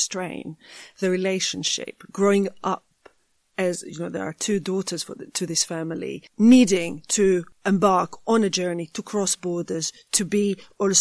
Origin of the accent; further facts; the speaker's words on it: Jerusalem, Jerusalem District, Israel; moved away; I grew up in Jerusalem.